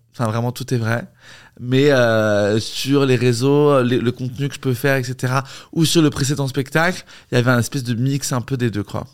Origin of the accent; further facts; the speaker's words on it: Paris, Île-de-France, France; je suis né à Paris